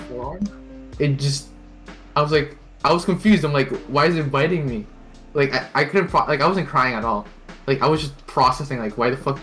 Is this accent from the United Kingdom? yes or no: no; Canada; accent: North American; first language Tagalog; English is a second language; also born or lived in Philippines; growing up here, like in Canada